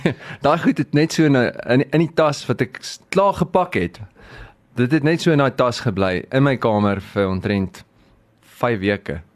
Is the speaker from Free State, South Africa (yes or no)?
yes; Free State, South Africa; moved away; My tuisdorp is daar